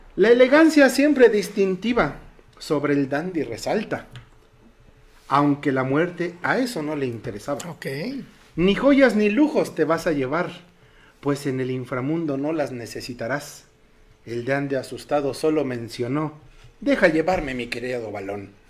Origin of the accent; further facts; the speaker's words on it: Mexico; Como mexicanos, obviamente nuestras tradiciones son invaluables